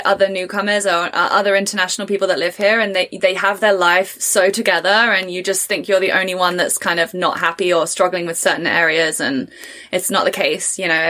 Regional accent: United Kingdom; accent: English; first language English; moved away as an adult; now in Canada; if you're from the UK.

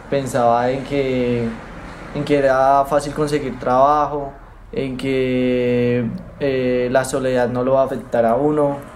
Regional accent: Bogotá, Colombia; moved away as an adult; now in Argentina; soy de Colombia, eh, nací en, Bogotá. Llegué acá a Argentina hace nueve meses y bueno, llegué con el fin de estudiar.

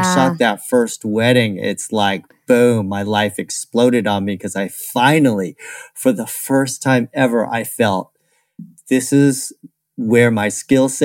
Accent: California, United States; I'm from California

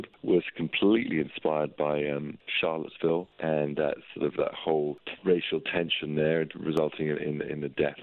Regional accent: London, United Kingdom; Growing up in where I grew up in North London

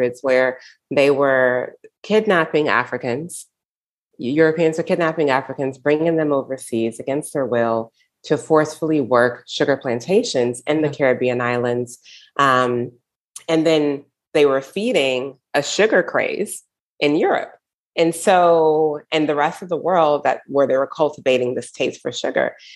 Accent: United States; I grew up in the United States.

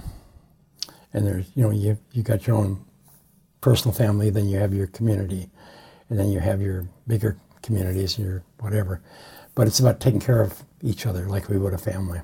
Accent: Montana, United States; now in Palm Springs, United States; I grew up in Montana, up in the Priors

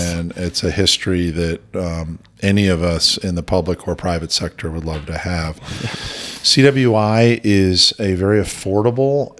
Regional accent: outside New York City, Connecticut, United States; moved away as an adult; now in Idaho, United States; I actually grew up outside New York City in a commuting town and actually Connecticut

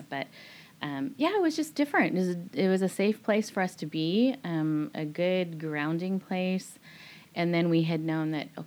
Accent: Nepal; also born or lived in Tunisia; now in Singapore; Singapore, that was a great landing place for us because we come from Nepal, which you know shaped and molded us in different ways

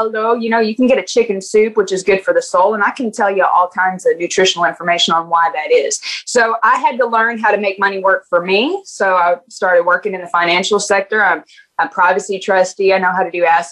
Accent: United States; also born or lived in Panama; being an American where you go out on the weekend and you drink too much

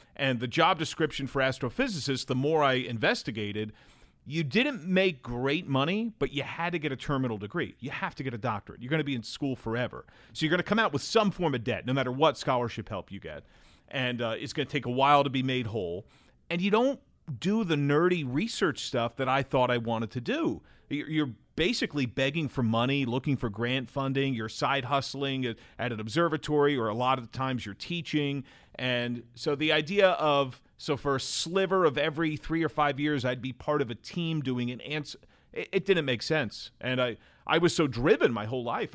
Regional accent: Brick, New Jersey, United States; moved away as an adult; also born or lived in Manhattan, New York / Edgewater, New Jersey / Delaware; now in Cincinnati, United States; I grew up in New Jersey, and I've lived in Delaware for the last fifteen years before moving to Cincinnati

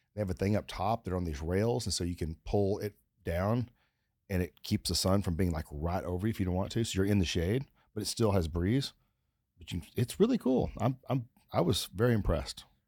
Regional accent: Texas, United States; I'm from Texas, but I didn't grow up, like, where, where you ha-, tie up your horse

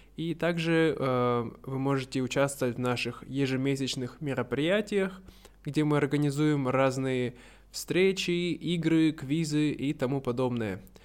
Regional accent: Siberia, Russia; я родился и вырос в Сибири, поэтому я сибиряк

